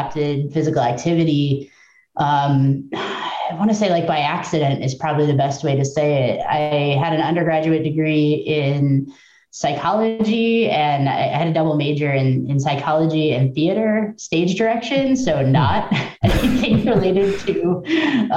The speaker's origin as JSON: {"language": "English", "region": "Midwest", "country": "United States", "moved": "yes", "lives_now": "Georgia, United States", "said": "I'm from the Midwest"}